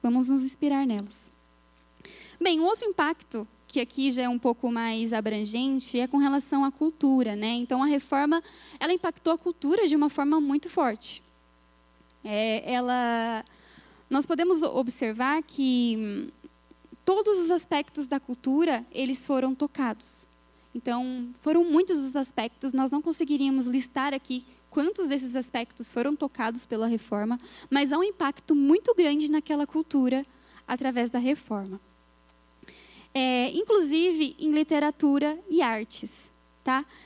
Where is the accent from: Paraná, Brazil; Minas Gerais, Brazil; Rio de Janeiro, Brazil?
Minas Gerais, Brazil; Eu fui criada em Minas